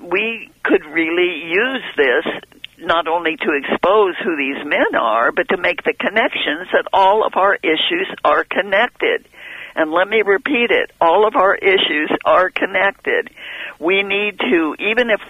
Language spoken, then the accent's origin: English; San Luis Obispo, California, United States; moved away; I came from San Luis Obispo